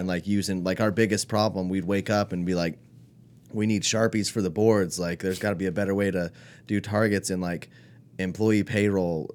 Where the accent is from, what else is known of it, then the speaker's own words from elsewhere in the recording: California, United States; moved away; also born or lived in Alaska / Spain; I'm mostly from California